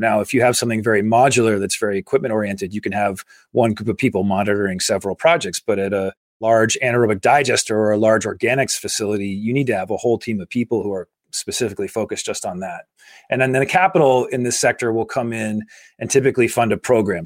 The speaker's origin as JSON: {"language": "English", "town": "Carlisle", "region": "Massachusetts", "country": "United States", "tie": "born or raised there", "said": "I grew up in Carlisle, Massachusetts, a small"}